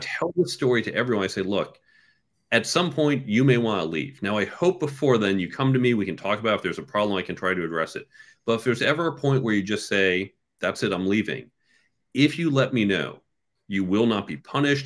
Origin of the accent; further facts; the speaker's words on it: suburbs of New York, United States; also born or lived in Chicago / Cambridge; I was born in New York and I grew up in the suburbs of New York